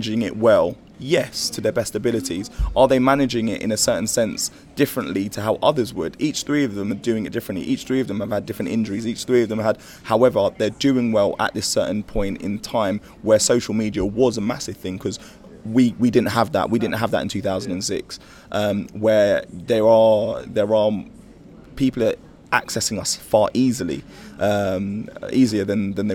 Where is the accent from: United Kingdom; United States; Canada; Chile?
United Kingdom; we're British